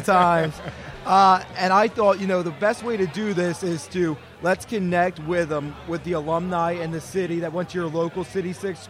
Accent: West Chester, Pennsylvania, United States; So, I'm originally from the area.

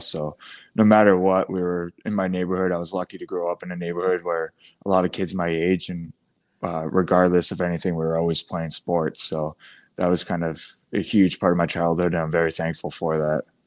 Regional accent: Biddeford, Maine, United States; growing up in Biddeford

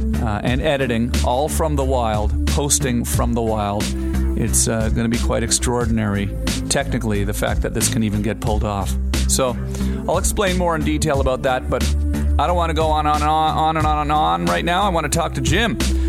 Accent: Canada; I've spent a lot of time growing up in Canada fishing and living outdoors, canoeing and traveling in the wild

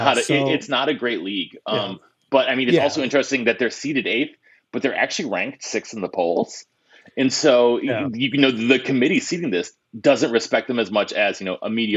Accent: New Hampshire, United States; I'm the guy from the Granite State.

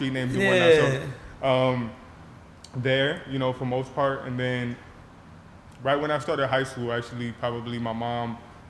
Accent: Los Angeles, California, United States; for us as Angelinos

